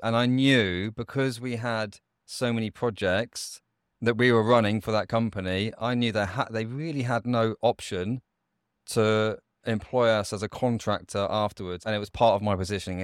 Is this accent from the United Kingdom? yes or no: yes; United Kingdom; I grew up just outside of London